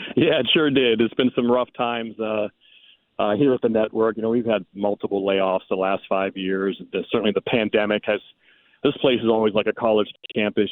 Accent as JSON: {"language": "English", "town": "Pittsburgh", "region": "Pennsylvania", "country": "United States", "tie": "born or raised there", "said": "I grew up around the Pittsburgh area"}